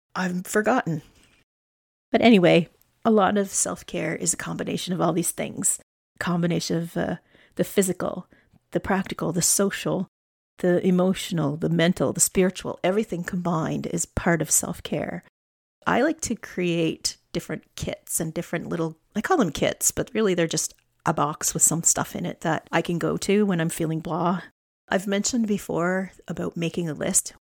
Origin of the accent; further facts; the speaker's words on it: Alberta, Canada; now in Nova Scotia, Canada; I'm a flatlander. I was born in Alberta. I grew up on the prairies.